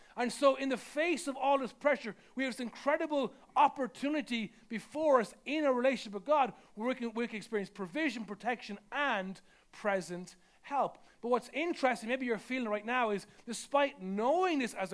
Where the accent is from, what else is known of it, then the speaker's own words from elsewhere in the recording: Ireland; I'm Irish